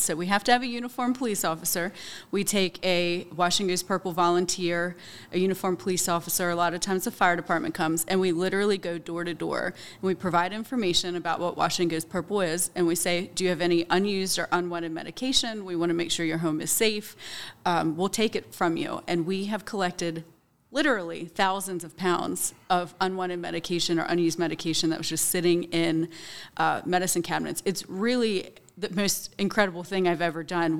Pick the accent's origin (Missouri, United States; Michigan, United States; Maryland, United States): Maryland, United States; Hagerstown; I'm from Hagerstown. I graduated from South Hagerstown High School in two thousand four